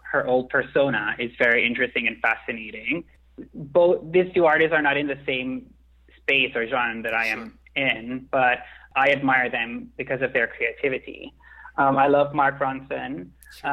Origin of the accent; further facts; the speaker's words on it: Milan, Lombardy, Italy; moved away as an adult; also born or lived in London; now in New York, United States; growing up in Milan